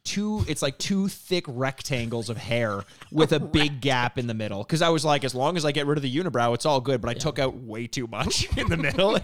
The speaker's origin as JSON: {"language": "English", "country": "Canada", "said": "We're from Canada"}